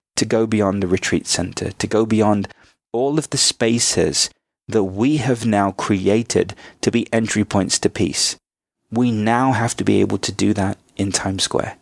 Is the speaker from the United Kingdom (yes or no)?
yes; United Kingdom; also born or lived in India (ancestry); now in United States; I'm now an American citizen as well as a British national, I'm a dual national